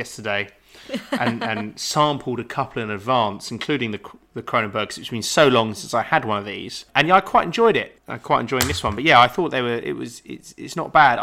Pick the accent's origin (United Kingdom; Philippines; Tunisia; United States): United Kingdom; England; we, as far as English people are concerned